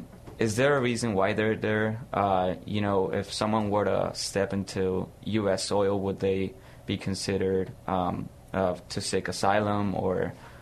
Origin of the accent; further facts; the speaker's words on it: Laredo, Texas, United States; now in San Antonio, United States; I'm from Laredo. And so when I went to visit my parents, of course, I would have to cross the border in Nuevo Laredo.